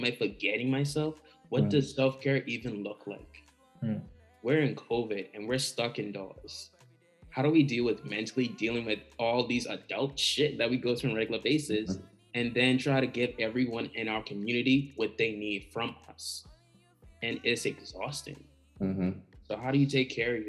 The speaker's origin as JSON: {"language": "English", "country": "Bahamas", "tie": "born or raised there", "said": "growing up in the Bahamas"}